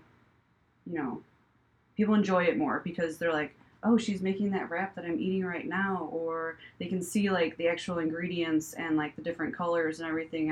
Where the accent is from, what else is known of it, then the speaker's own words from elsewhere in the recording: Crown Point, Indiana, United States; moved away as an adult; also born or lived in New York / Chicago; I'm from Crown Point